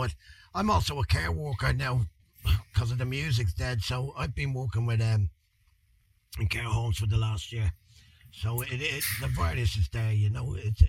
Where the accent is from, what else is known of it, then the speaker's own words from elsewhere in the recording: Dublin, Leinster, Ireland; I'm Irish. I'm Irish. I was raised basically in Crumlin, but I think I was born out in the Coombe, up there in Cork Street, and we brought up, we moved around a little bit, I think Liberties and all that, so inner city